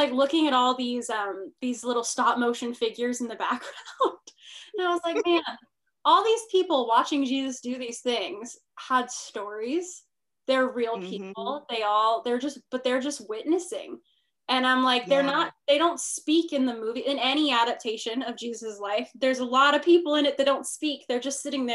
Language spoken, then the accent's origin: English; Northern California, United States; also born or lived in Arizona; I'm from Northern California, to the people listening. So that's where all my family is. I live there now